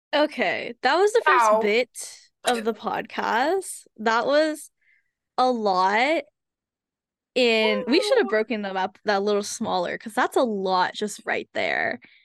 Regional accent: United States; I am Asian American. I am Hmong American specifically

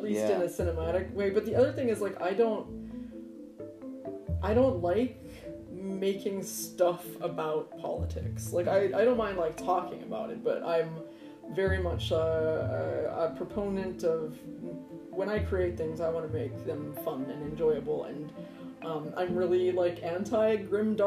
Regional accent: United States; I'm American

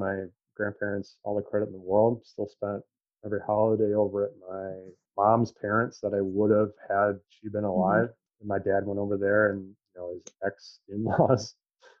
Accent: Chelsea, Michigan, United States; also born or lived in Ann Arbor, Michigan / Gregory, Michigan; I was raised in Chelsea, Michigan

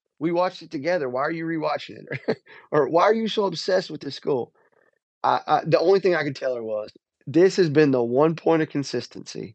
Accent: Rome, Georgia, United States; also born or lived in Tennessee; when I was a little kid, I grew up in Rome, Georgia

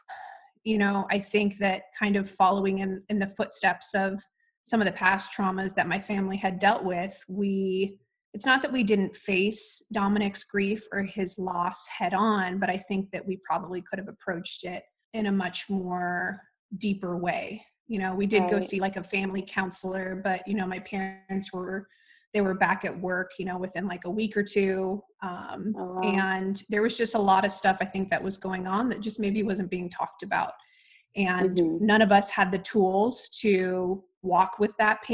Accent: Midwest, United States; moved away as an adult; also born or lived in New York; I moved from the Midwest and went off to New York to pursue lacrosse

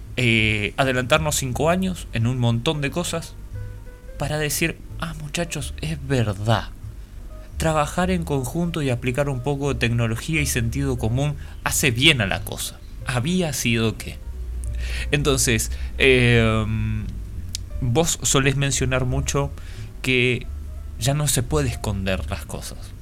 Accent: Paraguay; nosotros acá en Paraguay

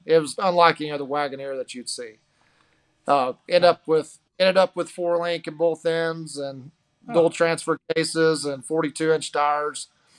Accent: Arkansas, United States; I'm from Arkansas, just above Memphis.

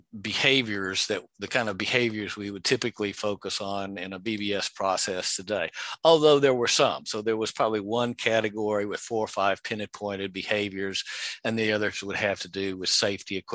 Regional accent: Texas, United States; moved away as an adult; also born or lived in California; I was from Texas and wanted to go back there

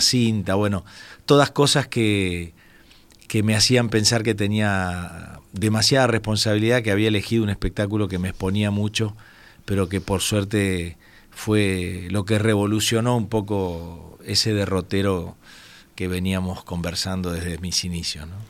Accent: Entre Ríos, Argentina; moved away; atendiendo un stand de la provincia de Entre Ríos, donde yo nací

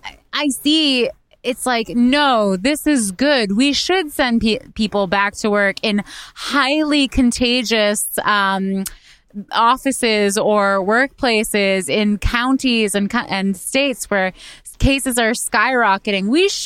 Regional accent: Australia; accent: Australian; My people have had enough of my Aussie accent.

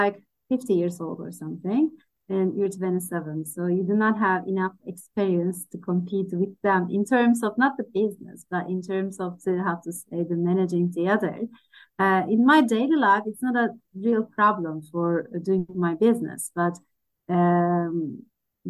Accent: Turkey; I'm from Turkey.

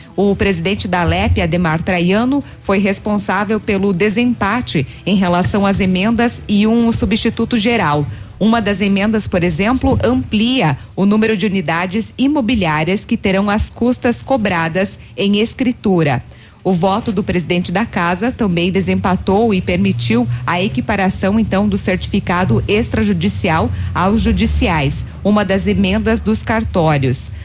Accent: Guaíra, Paraná, Brazil; sou de Guaíra, Paraná

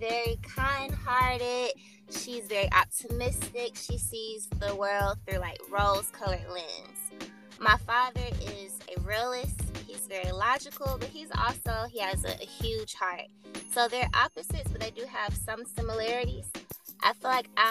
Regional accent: Atlanta, Georgia, United States; also born or lived in Valdosta, Georgia; I come from Atlanta, Georgia. I've lived here my whole life

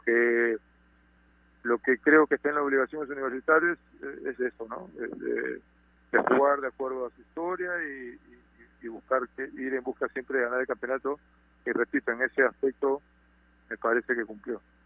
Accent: Peru

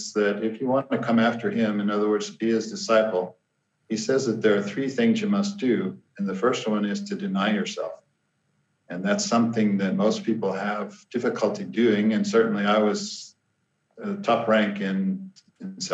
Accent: Kansas City, United States; moved away as an adult; now in South Africa; I'm originally from the Midwest of the United States. I was born and raised in and around the Kansas City area

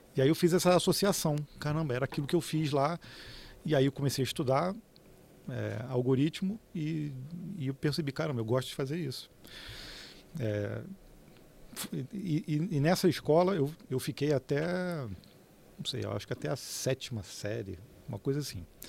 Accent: Petrópolis, Rio de Janeiro, Brazil; eu sou de Petrópolis, né, no Rio de Janeiro

